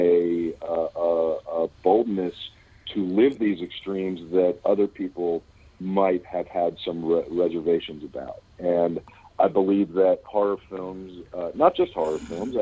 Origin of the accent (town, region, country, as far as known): Pittsburgh, Pennsylvania, United States; born or raised there; also born or lived in Los Angeles; now in Kentucky, United States